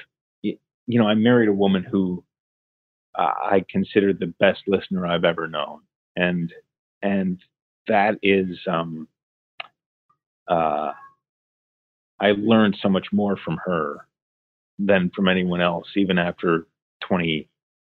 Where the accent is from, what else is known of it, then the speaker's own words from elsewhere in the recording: Ohio, United States; Growing up in Ohio, similar weather to Toronto